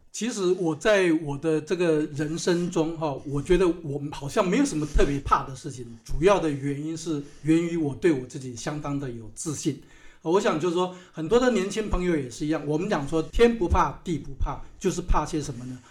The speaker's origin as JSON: {"language": "Chinese", "region": "Hsinchu County", "country": "Taiwan", "tie": "born or raised there", "also_born_or_lived": "Canada / Shanghai, China", "moved": "as an adult", "said": "我是在新竹哈，在新竹的乡下出生的"}